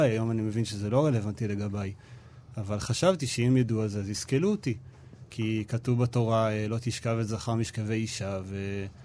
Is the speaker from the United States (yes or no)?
no; Nehalim, Central District, Israel; באמת אני במקור ממושב נחלים, זה מושב uh, דתי. אה, גדלתי ככל האנשים במושב שם, על אה, ברכי הציונות הדתית.